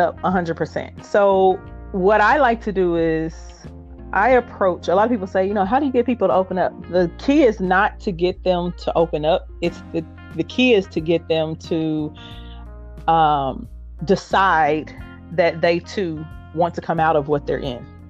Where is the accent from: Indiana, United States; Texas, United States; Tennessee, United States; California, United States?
Indiana, United States; Indianapolis; I am from Indianapolis, Indiana, and I still reside here.